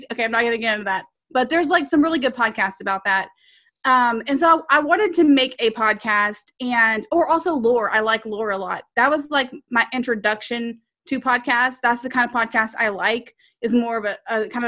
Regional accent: Texas, United States; accent: serious Texas

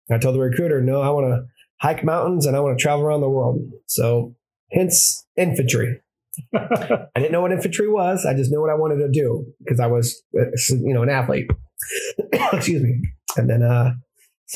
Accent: Granite City, Illinois, United States; moved away as an adult; now in San Diego, United States; I was in Granite City, Illinois. So I was born and raised in Illinois

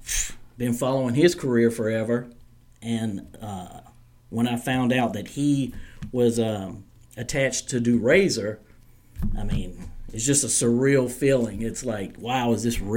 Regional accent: Startown, North Carolina, United States; where I was raised in Startown, North Carolina

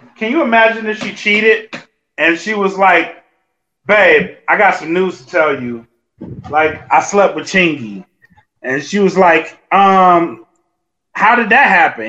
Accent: Louisiana, United States; I'm from Louisiana

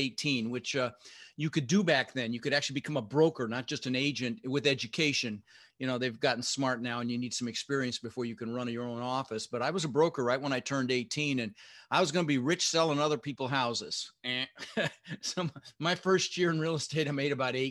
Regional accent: Denver, Colorado, United States; also born or lived in Netherlands; We ended up in Denver, Colorado, where I lived for 30 years, and we grew up pretty poor

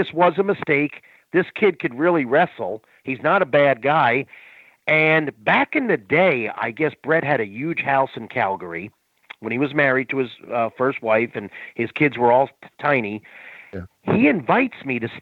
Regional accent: Florida, United States; I'm from Florida

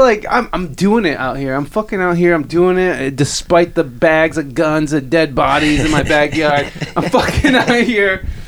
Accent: Toledo, Ohio, United States; experiences that you could never, ever, ever even imagine growing up in Toledo.

